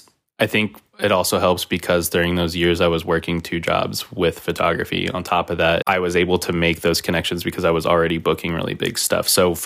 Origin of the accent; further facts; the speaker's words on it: Kansas City, Missouri, United States; I'm from Kansas City, Missouri.